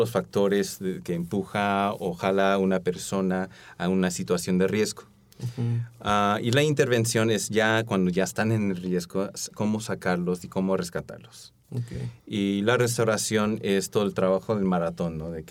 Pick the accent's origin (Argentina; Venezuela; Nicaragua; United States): United States; born there; bueno, de descendencia coreana, también mi esposa, este, nací en los Estados Unidos